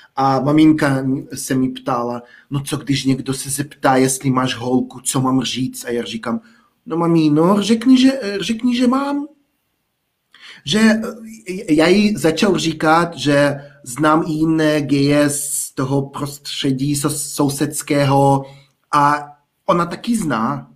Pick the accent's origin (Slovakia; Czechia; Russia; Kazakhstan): Kazakhstan; village near Almaty, Almaty Region; Czech is a second language; moved away as an adult; now in Czech Republic; vedle Almaty